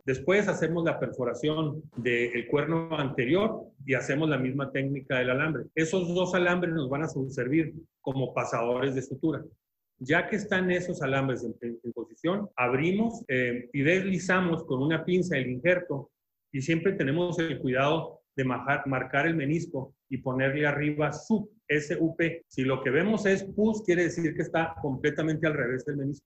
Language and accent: Spanish; Chihuahua, Mexico; also born or lived in Mexico City / Hamilton, Ontario, Canada; yo soy chihuahuense, eh, hice mi, mi, carrera de medicina aquí en la ciudad de Chihuahua